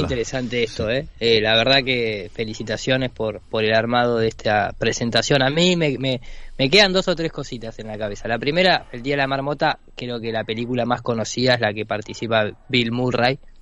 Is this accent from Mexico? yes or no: no; Argentina